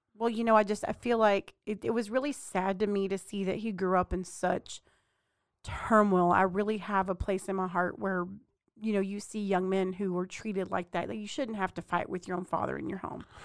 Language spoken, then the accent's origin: English; Mexia, Texas, United States; Growing up in Mejia, Texas, we didn't have a whole lot of exposure as far as T V wrestling